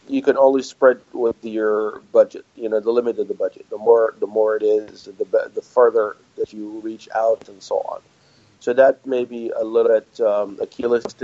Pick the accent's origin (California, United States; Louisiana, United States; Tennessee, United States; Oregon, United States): Louisiana, United States